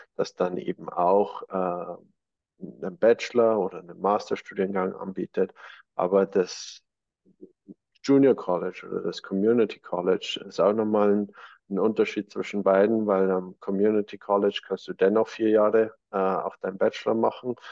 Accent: Germany; bei uns in Deutschland

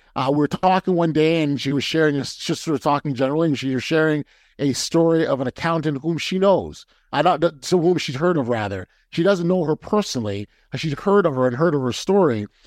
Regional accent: Toronto, Ontario, Canada; I'm a Toronto guy, and so I support my hometown Raptors

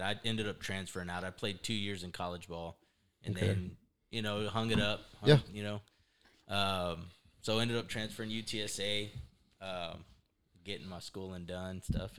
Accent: Devine, Texas, United States; also born or lived in San Antonio, Texas; Well, I consider myself from Devine. We moved here in fourth grade from San Antonio. So okay. Pretty much raised here throughout those major years, you know, middle school years, things like that, high school years. So I consider myself a Devine native.

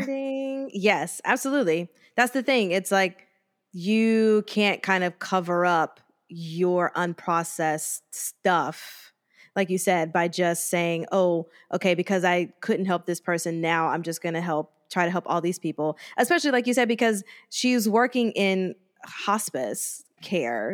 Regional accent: United States; that's only, like, an hour and a half from my hometown

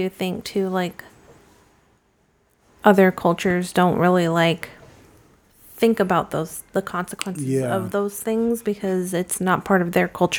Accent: United States; like I'm American.

